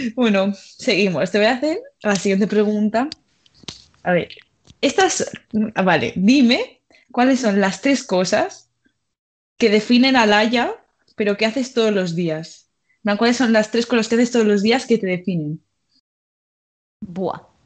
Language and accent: Spanish; Mallorca, Balearic Islands, Spain; moved away as an adult; now in Madrid, Spain; también soy de Mallorca